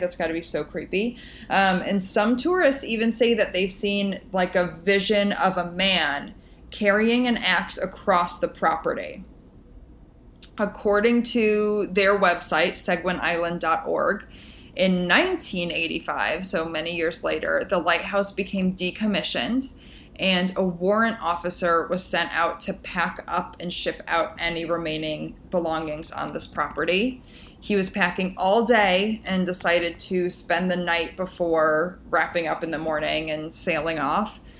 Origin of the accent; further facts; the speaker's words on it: Midwest, United States; growing up in the Midwest